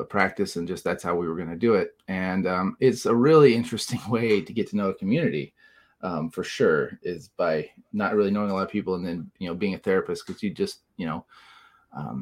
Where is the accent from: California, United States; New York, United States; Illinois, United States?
Illinois, United States; Southern; also born or lived in Colorado; now in Illinois, United States; I'm from Southern Illinois originally